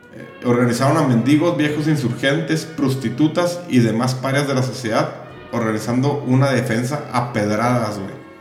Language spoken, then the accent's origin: Spanish; Mexico; los mexicanos